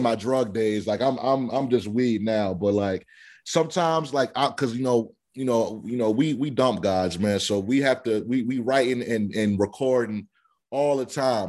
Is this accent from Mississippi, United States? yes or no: no; Delaware, United States; I'm from Delaware